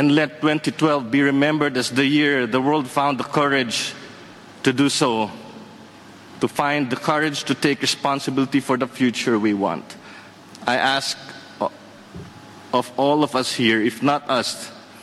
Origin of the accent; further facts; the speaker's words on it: Philippines; as a Filipino